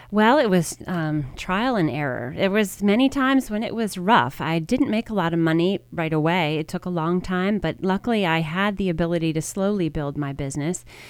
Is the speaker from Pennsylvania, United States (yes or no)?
yes; Media, Pennsylvania, United States; also born or lived in Baltimore, Maryland; I grew up in Media, Pennsylvania. I was actually born in Baltimore, Maryland, and I moved to Media when I was in third grade